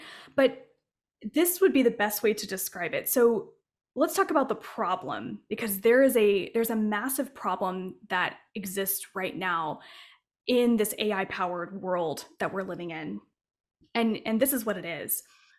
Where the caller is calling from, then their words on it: Asheville, North Carolina, United States; Yes, for sure. Well, I'm in Asheville, North Carolina, so I'm on the East Coast.